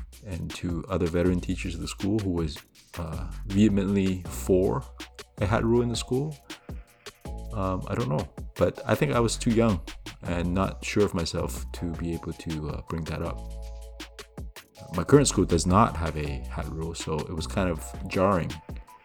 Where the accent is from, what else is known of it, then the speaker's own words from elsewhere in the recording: Canada; I grew up here in Canada